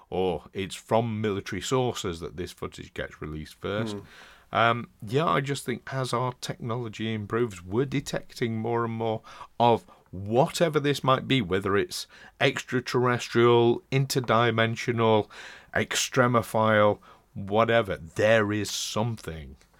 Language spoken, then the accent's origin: English; Doncaster, Yorkshire and the Humber, United Kingdom; Doncaster. my hometown.